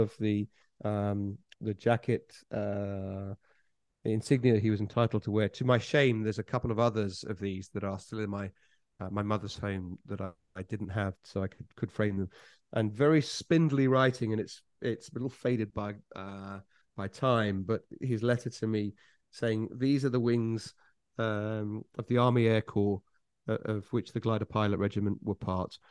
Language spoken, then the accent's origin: English; Suffolk, East Anglia, East of England, United Kingdom; I'm from East Anglia, which is the, the, uh, uh, the east of England